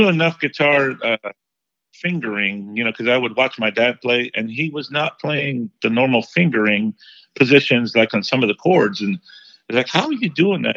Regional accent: Chino, California, United States; also born or lived in Los Angeles, California; later on, I grew up in Chino, California. Was kind of like my elementary, mid-elementary age, I went to Chino. And, that's where I grew up, in that area.

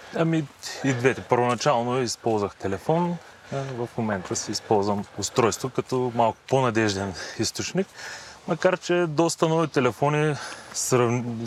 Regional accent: Yambol, Yambol Province, Bulgaria; also born or lived in Varna; now in Sofia, Bulgaria; Родом съм от Ямбул, живял съм дълго време във Варна, но планините ме привлякоха към София и по настоящен живея тук.

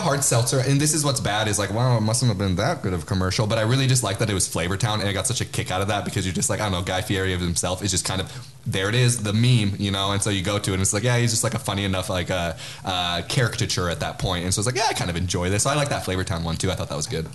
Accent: Spokane, Washington, United States; We are from Spokane, Washington

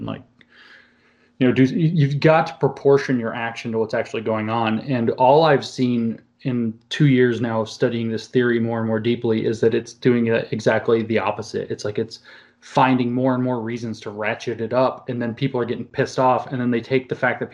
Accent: Southeast, United States; I grew up in the Southeast

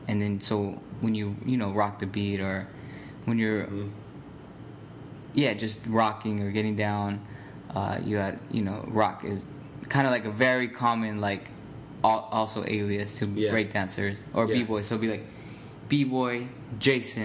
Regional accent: Phoenix, Arizona, United States; now in Chicago, United States; I grew up there. I grew up in Phoenix

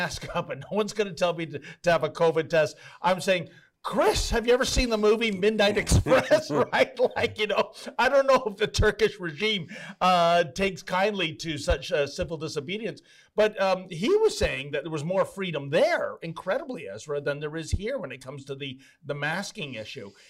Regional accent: Canada; And I'm also a Canadian citizen, and this is a violation of our Charter Right, Section 6

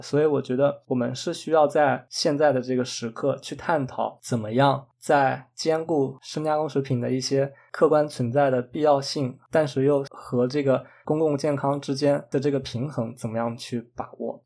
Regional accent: China; moved away; 我们中国人

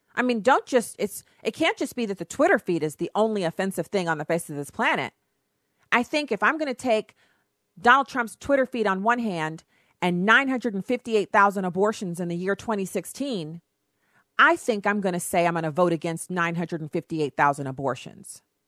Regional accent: Texas, United States; I was born in Texas

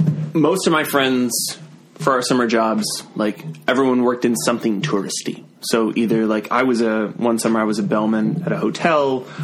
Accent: Yorktown, Williamsburg area, Virginia, United States; I grew up in the Yorktown, Williamsburg area.

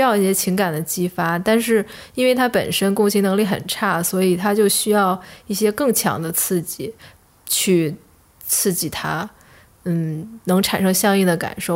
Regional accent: China; 我们中国人

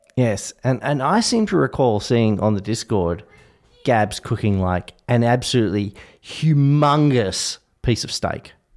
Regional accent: Australia; I, as an Australian

